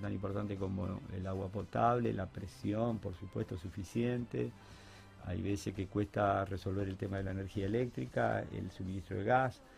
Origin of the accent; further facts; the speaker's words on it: Concordia, Entre Ríos, Argentina; now in Rosario, Argentina; me volví a mi tierra, que es Concordia